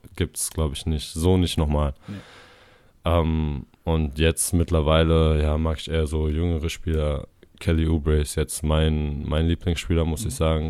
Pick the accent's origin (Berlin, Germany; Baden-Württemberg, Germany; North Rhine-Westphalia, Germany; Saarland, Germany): Berlin, Germany; moved away as an adult; now in Itzehoe, Germany; ich komme aus Berlin, ich bin da groß geworden, 18 Jahre habe da, hab ich da gelebt.